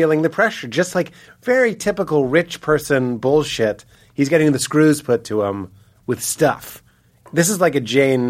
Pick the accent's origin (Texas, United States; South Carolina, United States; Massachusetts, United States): Massachusetts, United States; Boston; accent: Boston; When I talk to Donnie, I use my Boston accent.